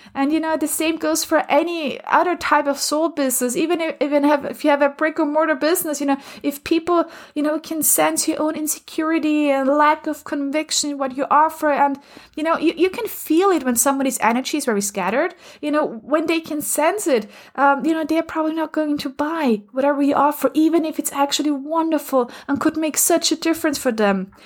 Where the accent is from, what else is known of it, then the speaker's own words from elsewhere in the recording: Austria; moved away; I'm originally from Austria